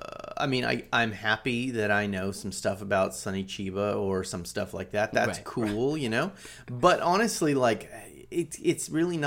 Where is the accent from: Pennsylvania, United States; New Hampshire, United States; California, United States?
California, United States; I grew up on Del Taco. And it was just a culture shock to me, you know? Like, these are other Californians.